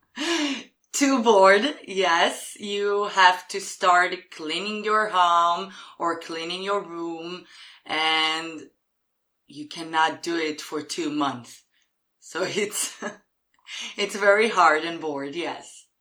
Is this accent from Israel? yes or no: yes; Jerusalem, Jerusalem District, Israel; English is a second language; I'm from Jerusalem in Israel.